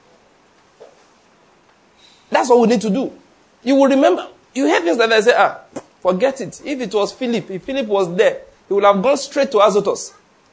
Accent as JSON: {"language": "English", "country": "Nigeria", "said": "I'm a Nigerian father"}